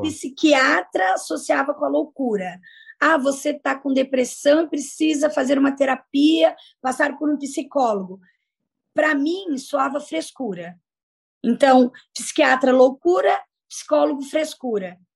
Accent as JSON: {"language": "Portuguese", "town": "Peruíbe", "region": "São Paulo", "country": "Brazil", "tie": "born or raised there", "also_born_or_lived": "Colorado do Oeste, Rondônia / Jundiaí, São Paulo", "said": "eu cresci na cidade de Peruípe por um período, vim de Rondônia, Colorado do Oeste, mas nasci no interior de São Paulo, Jundiaí"}